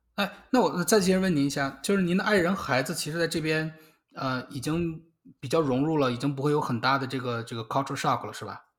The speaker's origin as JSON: {"language": "Chinese", "region": "Beijing", "country": "China", "moved": "as an adult", "lives_now": "United States", "said": "我是北京的嘛"}